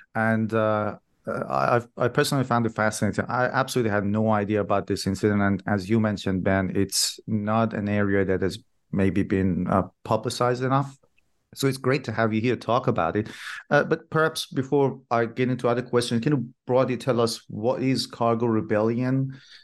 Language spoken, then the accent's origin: English; Iran; first language Persian; English is a second language; moved away; I'm originally from Iran myself, and in our language, in Farsi